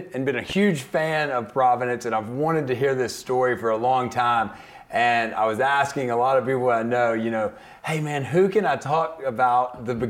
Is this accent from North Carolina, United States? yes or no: no; Shreveport, Louisiana, United States; I grew up in Shreveport